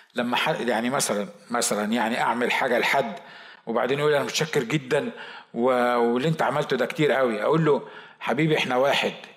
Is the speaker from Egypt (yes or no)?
yes; Egypt; accent: Egyptian (non-Sa'idi); هو بيتكلم مصري وانا بتكلم مصري